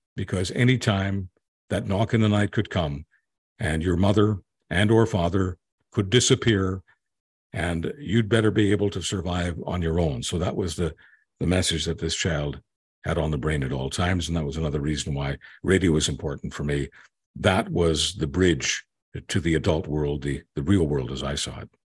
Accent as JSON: {"language": "English", "town": "Montreal", "region": "Quebec", "country": "Canada", "tie": "born or raised there", "also_born_or_lived": "Hungary / Calgary / Alberta", "moved": "as an adult", "said": "I got a job at my hometown, radio station hometown being, uh, Montreal, which is where we landed after, uh, the Hungarian Revolution. We were political refugees, so we landed in Montreal when I was, uh, two years old"}